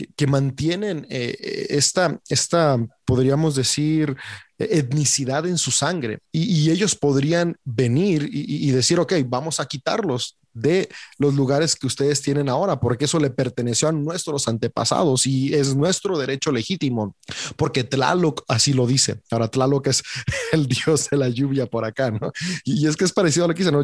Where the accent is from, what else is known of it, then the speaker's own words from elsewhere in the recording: Mexico; Yo soy mexicano. yo nací en México